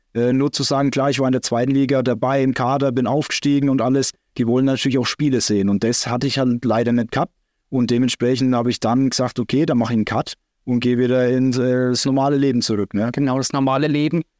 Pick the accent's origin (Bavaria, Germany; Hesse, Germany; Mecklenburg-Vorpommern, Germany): Bavaria, Germany; Salz; also born or lived in Großbardorf; Dann entschieden, wieder in die Heimat zu gehen, nach Salz.